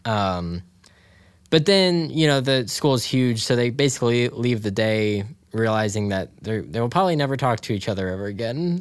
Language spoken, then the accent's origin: English; Dayton, Ohio, United States; we grew up in Dayton